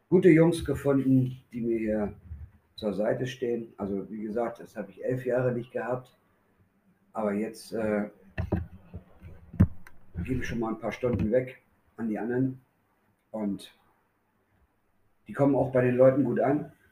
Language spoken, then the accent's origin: German; Berlin, Germany; born there; moved away as an adult; now in Osnabrück, Germany; ich bin gebürtiger Berliner, ich bin 1978 da weg, bin nach Osnabrück gegangen